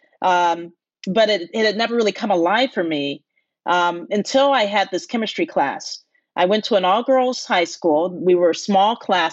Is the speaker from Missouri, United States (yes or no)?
no; Detroit, Michigan, United States; growing up in Detroit.